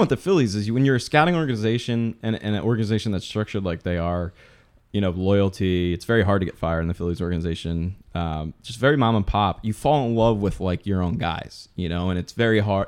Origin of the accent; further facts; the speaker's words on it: the Poconos, Pennsylvania, United States; I'm from the Poconos